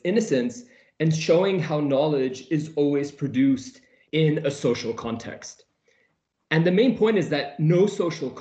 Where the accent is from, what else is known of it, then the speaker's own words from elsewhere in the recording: Vancouver, British Columbia, Canada; moved away as an adult; also born or lived in Jordan; now in Edinburgh, United Kingdom; I am a Canadian Muslim. I come from a beautiful city named Vancouver